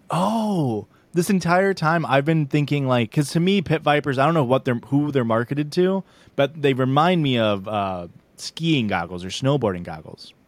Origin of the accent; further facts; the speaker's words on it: Illinois, United States; I'm from Illinois